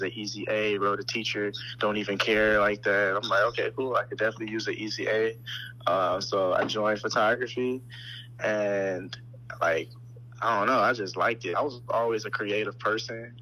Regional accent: Chicago, Illinois, United States; born and raised in Chicago, all 21 years of my life.

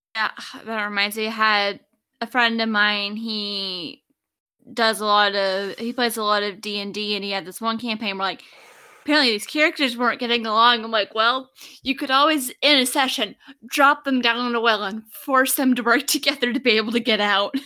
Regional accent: Oak Ridge, Tennessee, United States; I grew up in East Tennessee

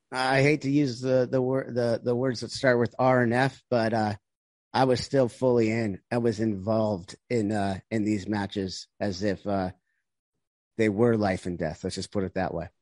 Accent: United States

